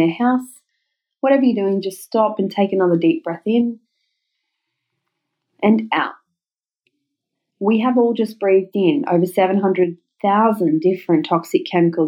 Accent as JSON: {"language": "English", "town": "Newcastle upon Tyne", "region": "North East England", "country": "United Kingdom", "tie": "born or raised there", "said": "Newcastle here in my hometown"}